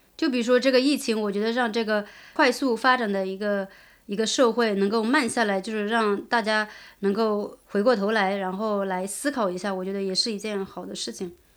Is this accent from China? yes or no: yes; China; moved away; 我作为一个中国人